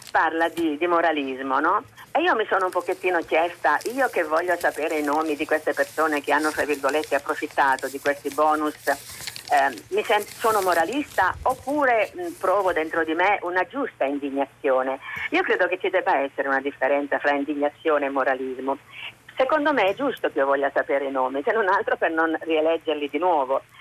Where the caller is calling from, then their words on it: Rapallo, Liguria, Italy; siamo da Rapallo.